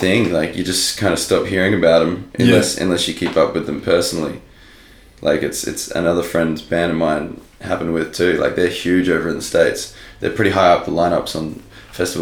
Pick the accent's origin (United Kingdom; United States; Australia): Australia; Aldinga, South Australia; I grew up in Aldinga down south.